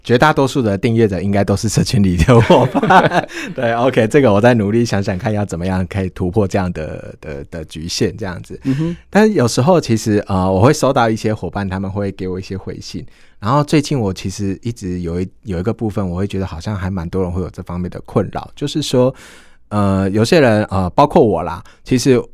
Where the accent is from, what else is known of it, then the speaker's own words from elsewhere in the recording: southern Taiwan, Taiwan; 对我们南部人